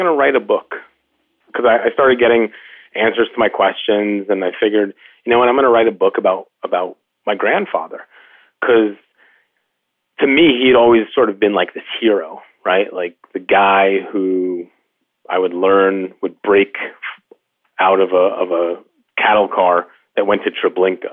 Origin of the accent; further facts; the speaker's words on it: New York, United States; I'm a Jew from New York